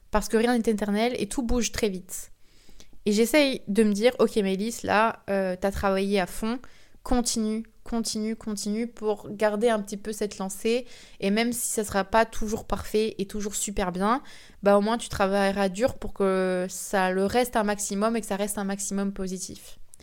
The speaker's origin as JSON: {"language": "French", "country": "France", "said": "je suis française"}